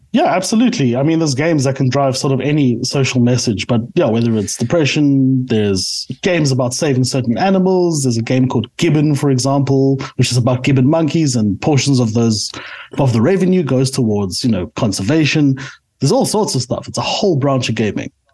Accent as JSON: {"language": "English", "country": "South Africa", "tie": "born or raised there", "said": "I am a South African through and through"}